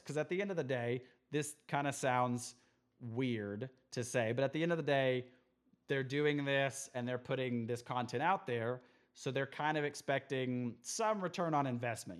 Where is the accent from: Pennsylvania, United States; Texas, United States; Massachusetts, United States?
Texas, United States; Midland; also born or lived in Amarillo, Texas; I grew up in Midland, Texas for a long